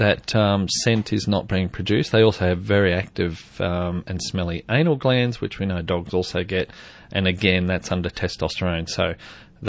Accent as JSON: {"language": "English", "region": "Queensland", "country": "Australia", "tie": "born or raised there", "moved": "yes", "said": "I grew up in Queensland"}